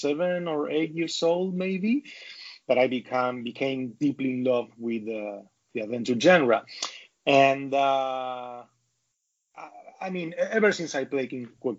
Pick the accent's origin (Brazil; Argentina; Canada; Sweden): Argentina; I'm a developer from Argentina